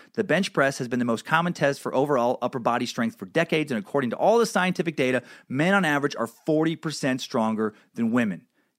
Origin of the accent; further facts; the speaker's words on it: Louisiana, United States; I grew up in Southwest Louisiana in the mid-80s to early 2000s, and the culture there was still passive-aggressively racist.